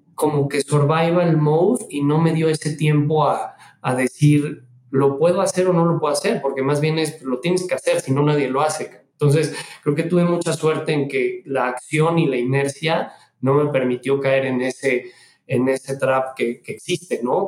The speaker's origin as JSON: {"language": "Spanish", "country": "Mexico", "moved": "as an adult", "said": "yo me regresé a México, soy mexicano, estuve en todos lados"}